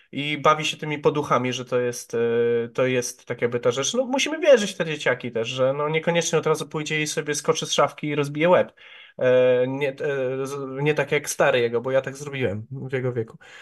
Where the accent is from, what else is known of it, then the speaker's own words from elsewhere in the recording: Ujście, Greater Poland, Poland; also born or lived in Poznań; w Ujściu, czyli w mojej rodzinnej miejscowości